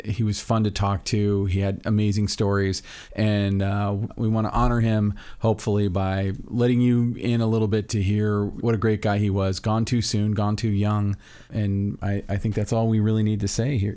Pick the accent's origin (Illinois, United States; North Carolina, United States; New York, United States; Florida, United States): Florida, United States; Orlando; moved away as an adult; I'm from Orlando, Florida